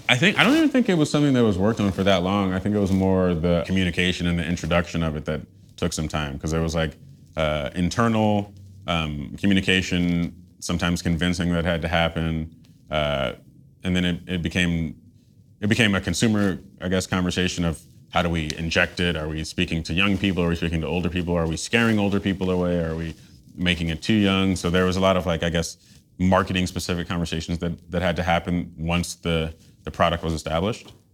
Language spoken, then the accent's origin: English; New York City, New York, United States; moved away as an adult; now in Los Angeles, United States; growing up in Tribeca.